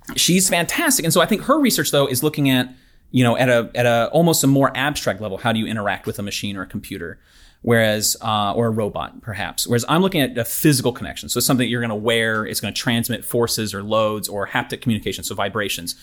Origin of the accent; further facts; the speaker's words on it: Knoxville, Tennessee, United States; moved away as an adult; also born or lived in Houston, Texas; now in Auburn, United States; I'm from Knoxville, Tennessee originally